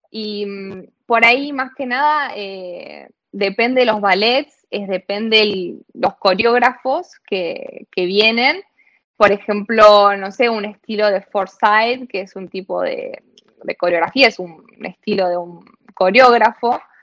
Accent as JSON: {"language": "Spanish", "town": "La Plata", "region": "Buenos Aires Province", "country": "Argentina", "tie": "born or raised there", "moved": "as an adult", "said": "yo soy de La Plata, eh, viví siempre en La Plata"}